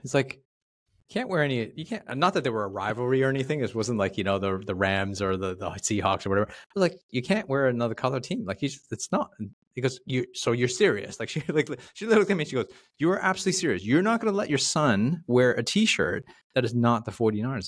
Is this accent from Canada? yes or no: yes; Toronto, Ontario, Canada; I'm from Toronto